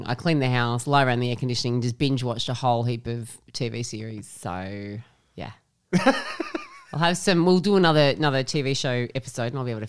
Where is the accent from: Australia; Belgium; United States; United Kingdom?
Australia; Tamworth, New South Wales; I'm from Tamworth, so talking about stuff that happens here is so funny